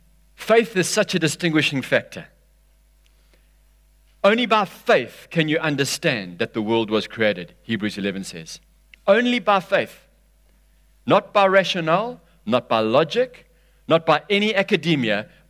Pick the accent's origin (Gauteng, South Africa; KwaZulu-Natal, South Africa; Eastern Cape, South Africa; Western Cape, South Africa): KwaZulu-Natal, South Africa; Durban; Because we're from Durban, and Durban's been hammered a bit over the last 3 years.